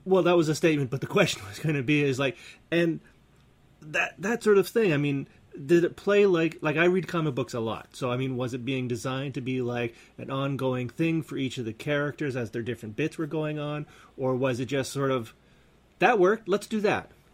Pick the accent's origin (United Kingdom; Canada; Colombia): Canada; we're Canadian